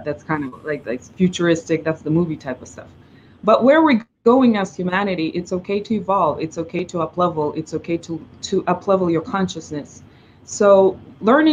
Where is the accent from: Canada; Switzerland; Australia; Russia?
Russia; first language Russian; English is a second language; moved away as an adult; also born or lived in China / New York; now in Los Angeles, United States; I grew up in Russia